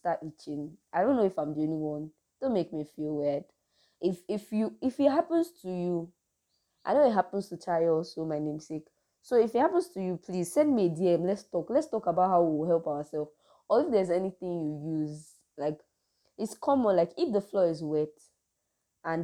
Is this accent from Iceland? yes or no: no; Nigeria; I'm a Nigerian, so we just really have dry season and cold season